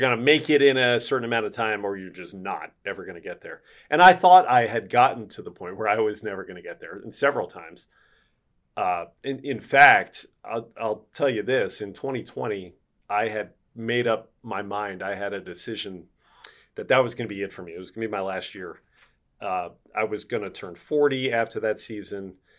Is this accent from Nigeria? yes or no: no; Philadelphia, Pennsylvania, United States; now in Milwaukee, United States; I grew up in Philadelphia.